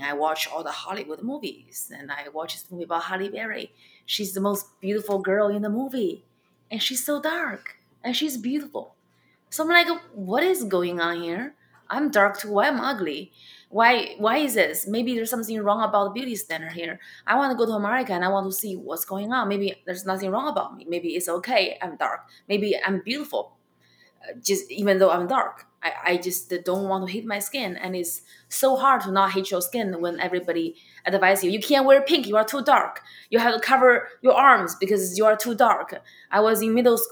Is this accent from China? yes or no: yes; China; accent: Chinese; English is a second language; moved away as an adult; now in United States; I have my Chinese accent.